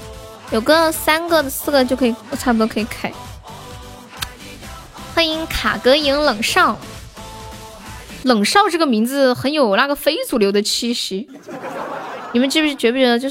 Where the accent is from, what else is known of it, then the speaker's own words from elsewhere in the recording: Sichuan, China; 对，我是四川的。